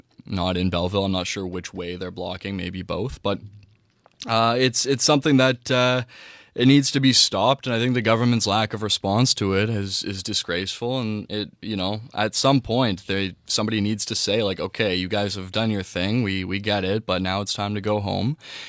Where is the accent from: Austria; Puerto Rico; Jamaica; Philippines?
Jamaica; Who went to prison in Jamaica from my hometown for, you know, attempted murder and is still teaching.